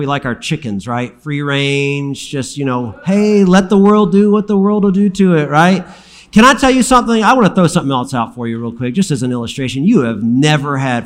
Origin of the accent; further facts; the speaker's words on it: Alabama, United States; I'm from Alabama